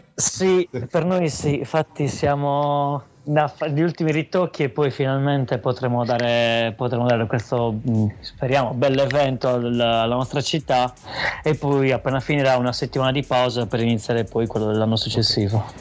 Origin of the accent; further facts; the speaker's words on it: Sardinia, Italy; in Sardegna, cioè, mm, quindi nella mia terra, cioè nella nostra terra, nella nostra città